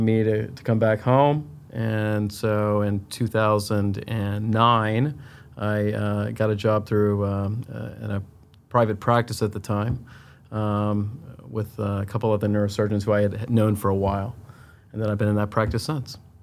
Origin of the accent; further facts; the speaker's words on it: Tampa, Florida, United States; moved away as an adult; also born or lived in Chicago / Miami / Philadelphia; I'm originally from Tampa, Florida